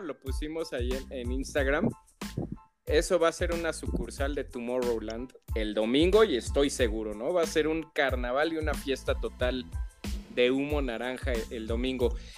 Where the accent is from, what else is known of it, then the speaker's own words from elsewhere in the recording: Mexico; somos los mexicanos